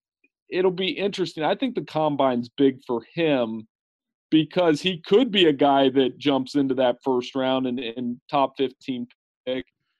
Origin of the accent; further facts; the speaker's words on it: Lancaster, Ohio, United States; being an Ohio kid, being born in Ohio